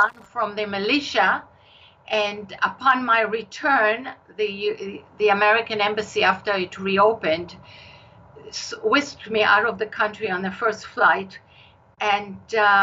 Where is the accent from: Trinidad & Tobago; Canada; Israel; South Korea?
Israel; accent: Israeli; moved away as an adult; now in United States; My accent is Israeli. I've lived in the United States all my adult life, but the accent stays.